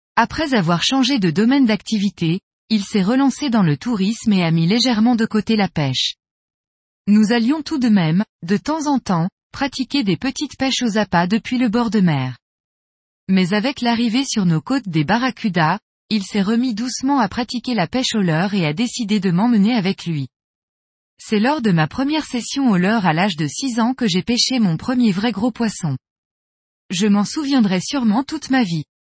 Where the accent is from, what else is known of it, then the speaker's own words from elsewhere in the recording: Corsica, France; chez nous en Corse